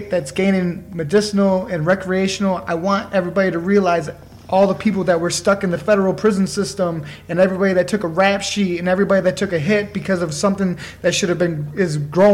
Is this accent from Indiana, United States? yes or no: no; Michigan, United States; we're both from Michigan